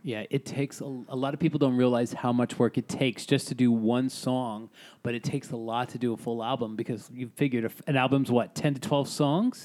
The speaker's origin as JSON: {"language": "English", "town": "New York City", "region": "New York", "country": "United States", "said": "I'm Italian from Staten Island"}